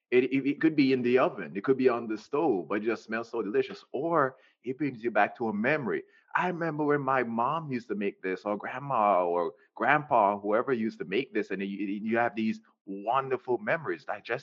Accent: Jamaica; Especially I'm Jamaican. I love my people, but I'm going to say this, we're very close-minded people.

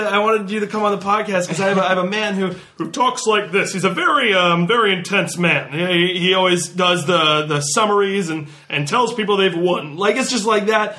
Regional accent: Rhode Island, United States; moved away as an adult; now in California, United States; As much as I love Rhode Island, I love growing up here

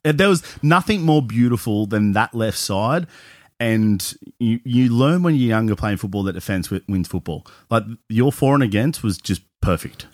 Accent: Cronulla, New South Wales, Australia; now in Newcastle, Australia; growing up in Cronulla

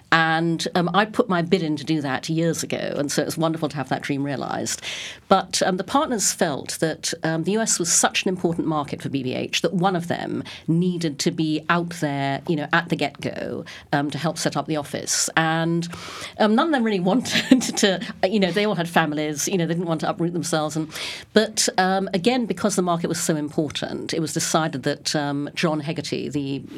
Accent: Brunei; also born or lived in United Kingdom / Singapore; now in United States; And I was born in the UK, but when I was six, my parents moved to Brunei in Borneo. So I grew up in Brunei. I came back to the UK for school and university, worked there for a number of years, worked in Singapore.

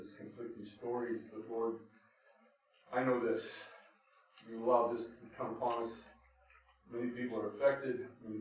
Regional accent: United States; we as American people

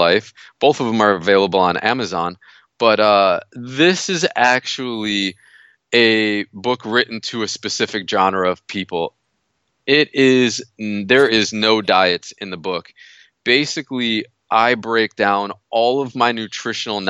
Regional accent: United States; moved away; I'm from New York originally

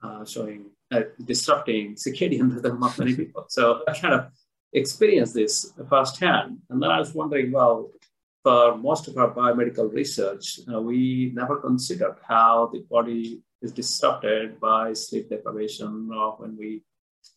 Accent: India; I was born and I grew up in India

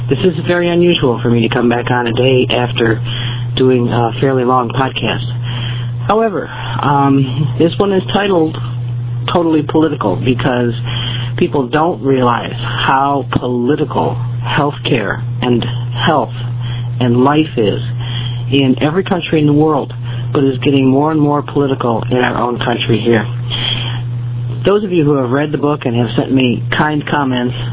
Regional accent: United States; I am an American. I'm a veteran. I am a uh, second generation immigrant, and I'm also a Native American.

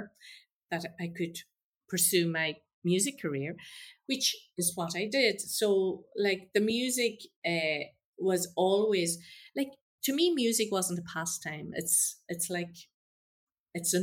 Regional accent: Donegal, Ulster, Ireland; coming from Donegal, I was brought up with a lot of bad country and Irish

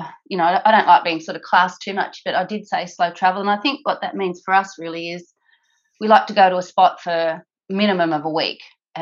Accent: New South Wales, Australia; moved away; I'm originally from New South Wales, which is the next state down, just country New South Wales.

